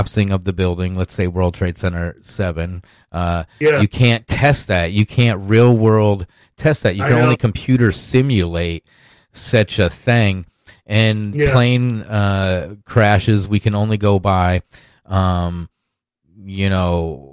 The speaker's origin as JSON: {"language": "English", "town": "Sioux City", "region": "Iowa", "country": "United States", "tie": "born or raised there", "moved": "yes", "said": "I'm from originally from Sioux City, Iowa"}